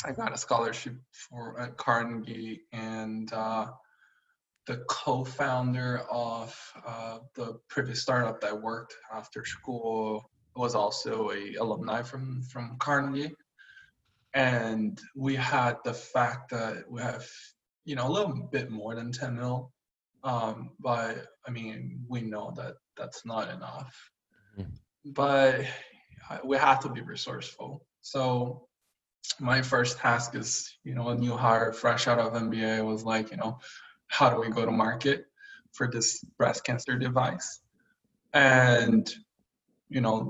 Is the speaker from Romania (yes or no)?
no; Brazil; moved away as an adult; also born or lived in China; I was born and raised in Brazil